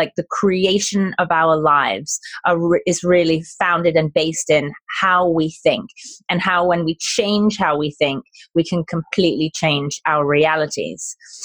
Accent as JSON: {"language": "English", "country": "United Kingdom", "accent": "British", "moved": "yes", "lives_now": "San Diego, United States", "said": "my British accent"}